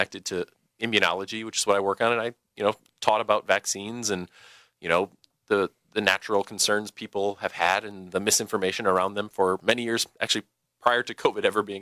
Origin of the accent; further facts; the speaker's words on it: Lancaster, Wisconsin, United States; from my hometown. I'm from Lancaster, Wisconsin